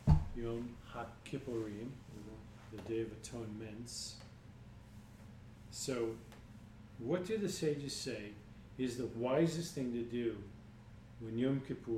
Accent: New York, United States; Yeah, I'm from New York, guys.

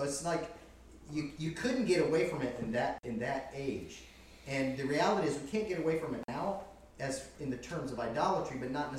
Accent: the South, United States; as a Southerner

